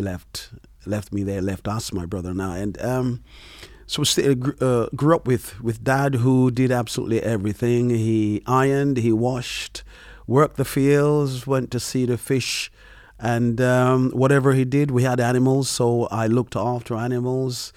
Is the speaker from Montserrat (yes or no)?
yes; Montserrat; now in London, United Kingdom; I am from Montserrat.